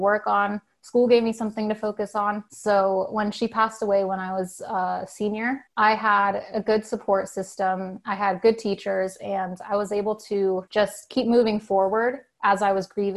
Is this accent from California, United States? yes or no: yes; Santa Clarita, California, United States; also born or lived in Redondo Beach, California; when I was 5 and starting kindergarten, I moved to Santa Clarita. So that's where I was for the majority of my life.